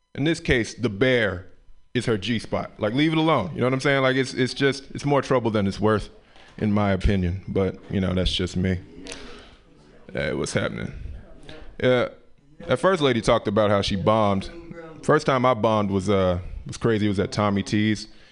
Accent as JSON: {"language": "English", "town": "Memphis", "region": "Tennessee", "country": "United States", "moved": "yes", "said": "I'm from the South, Memphis, Tennessee, Memphis, Tennessee originally"}